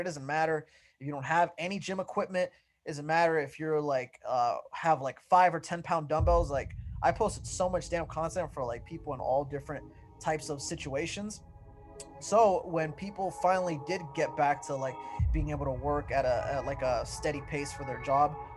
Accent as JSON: {"language": "English", "town": "Santa Ana", "region": "California", "country": "United States", "tie": "born or raised there", "said": "I grew up in Santa Ana, California"}